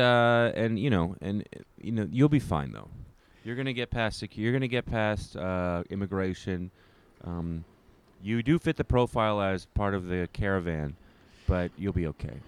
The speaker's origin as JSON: {"language": "English", "country": "Canada", "moved": "yes", "lives_now": "New York City, United States", "said": "as a Canadian"}